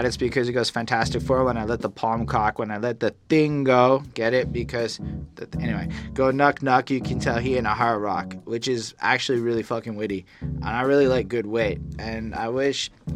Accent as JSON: {"language": "English", "country": "Canada", "said": "as a Canadian"}